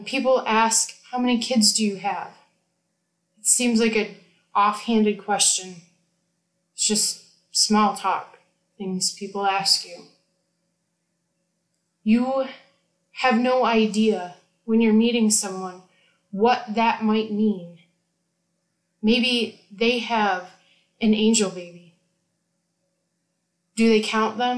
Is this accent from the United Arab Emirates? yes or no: no; United States